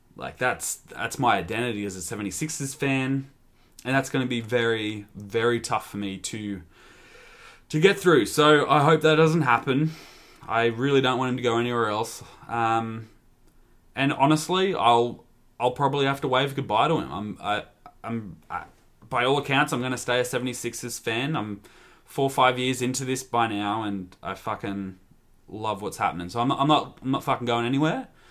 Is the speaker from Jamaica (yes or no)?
no; Australia; as an Australian